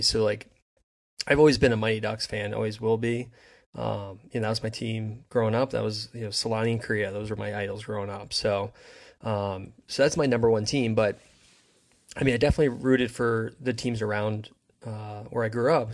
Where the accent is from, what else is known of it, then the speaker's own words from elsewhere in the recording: New Jersey, United States; I grew up in New Jersey